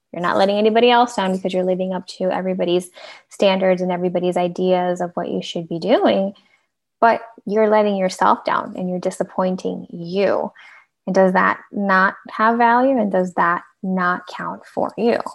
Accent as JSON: {"language": "English", "country": "Venezuela", "moved": "yes", "lives_now": "United States", "said": "I'm a immigrant as well, so I'm originally from Venezuela"}